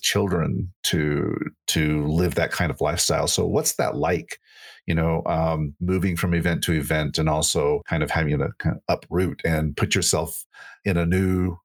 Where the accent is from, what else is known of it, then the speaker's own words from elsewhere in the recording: Salt Lake City, Utah, United States; Salt Lake City is my hometown. I wasn't born in Salt Lake, but was raised here.